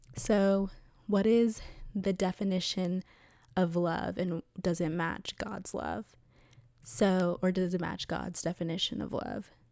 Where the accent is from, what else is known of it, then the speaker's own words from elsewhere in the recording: Atlanta, Georgia, United States; I grew up in Atlanta, Georgia, and went to a private Christian school